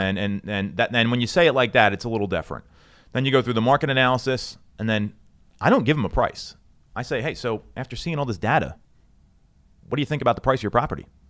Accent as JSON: {"language": "English", "region": "Northeast", "country": "United States", "said": "we are from the Northeast."}